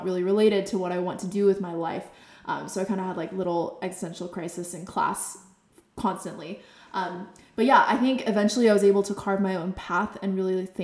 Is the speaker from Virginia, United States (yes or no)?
no; Bay Area, California, United States; I grew up in the Bay Area, so I was surrounded by tech